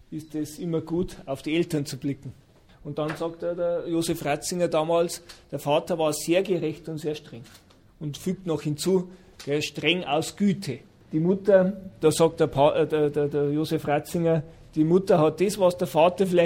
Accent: Bavaria, Germany; bei uns in Bayern ist das so, in religiösen Familien war das so.

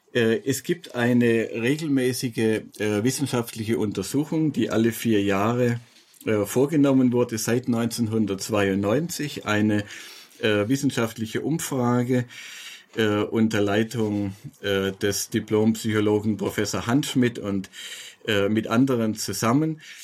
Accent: Stuttgart, Baden-Württemberg, Germany; in meiner Heimatstadt äh, Stuttgart

